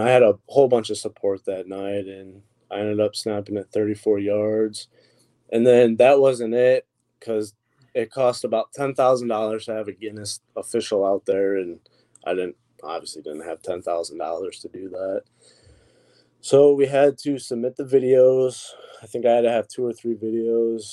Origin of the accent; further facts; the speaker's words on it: Toledo, Ohio, United States; I'm from the Toledo, Ohio area